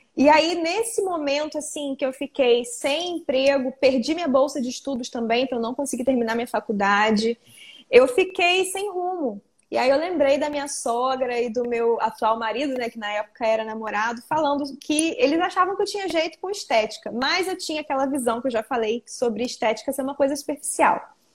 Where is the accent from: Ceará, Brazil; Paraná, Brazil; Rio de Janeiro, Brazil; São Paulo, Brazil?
Rio de Janeiro, Brazil; Arraial do Cabo; eu sou de Arraial do Cabo, região do interior da região dos Lagos do Rio